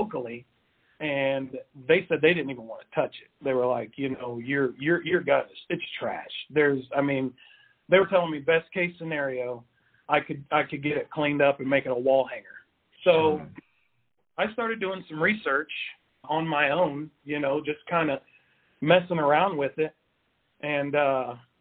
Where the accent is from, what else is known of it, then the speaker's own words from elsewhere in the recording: Wichita, Kansas, United States; born and raised in Wichita, as well as my wife